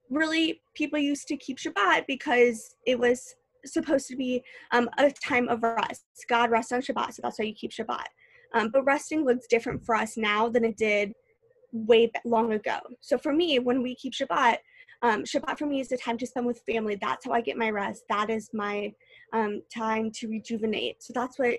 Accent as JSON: {"language": "English", "town": "St. Louis", "region": "Missouri", "country": "United States", "moved": "as an adult", "lives_now": "Indianapolis, United States", "said": "I moved here from St. Louis"}